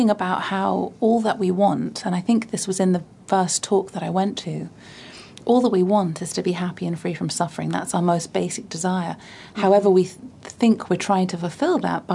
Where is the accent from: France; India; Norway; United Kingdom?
United Kingdom; Bath, South West England; my hometown in Bath in the south of England